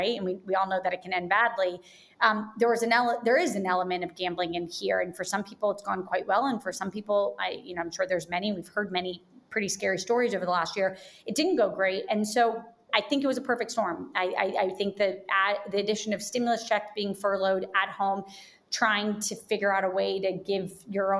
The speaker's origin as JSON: {"language": "English", "town": "Jacksonville", "region": "Florida", "country": "United States", "tie": "born or raised there", "said": "I grew up in Jacksonville, Florida"}